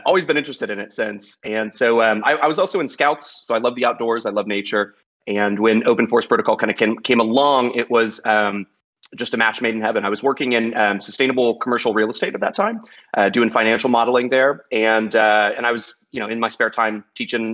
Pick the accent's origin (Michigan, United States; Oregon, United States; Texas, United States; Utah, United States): Texas, United States; I'm from Texas